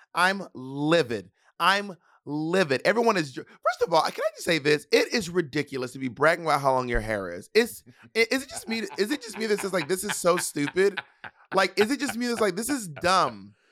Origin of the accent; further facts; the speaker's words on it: the South, United States; I'm Southern